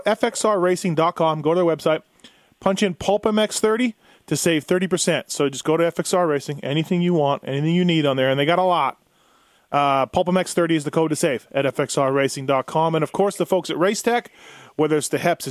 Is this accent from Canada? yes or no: yes; Manitoba, Canada; my hometown of Manitoba